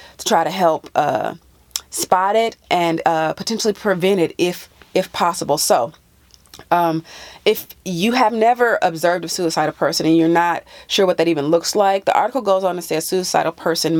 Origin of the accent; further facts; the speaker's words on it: California, United States; moved away; my home state of California